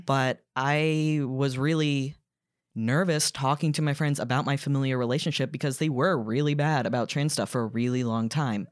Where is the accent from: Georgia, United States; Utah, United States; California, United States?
Georgia, United States; Duluth; moved away as an adult; also born or lived in New York; I grew up in Gwinnett County in Duluth, which is very much suburbia